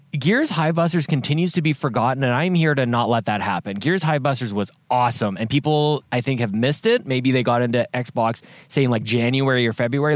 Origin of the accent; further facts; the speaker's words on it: Canada; moved away; back into my home country